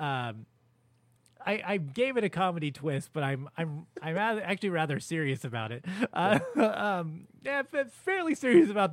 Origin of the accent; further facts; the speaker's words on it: California, United States; Was a Knott's Berry Farm guy growing up in California